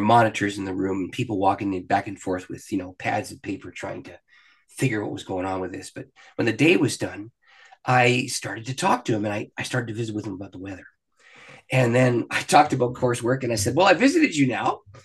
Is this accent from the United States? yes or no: no; Canada; I'm a Canadian. I live just across the border from Detroit